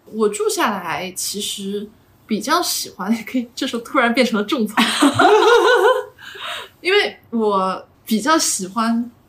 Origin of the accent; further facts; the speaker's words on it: Zhejiang, China; now in Shanghai, China; 我们浙江这边